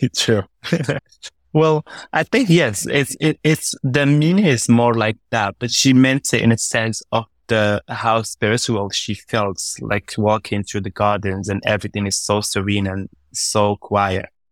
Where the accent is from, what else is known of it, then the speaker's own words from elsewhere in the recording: Morocco; I was born up north in Morocco in a small town called Salkbir. That's where I, I actually, yeah, so I was a small town guy. Uh, and, uh, I spent the first eighteen years of my life there